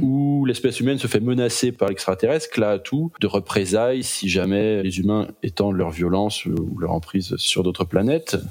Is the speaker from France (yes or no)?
yes; France; accent: French accent; je connais mon accent français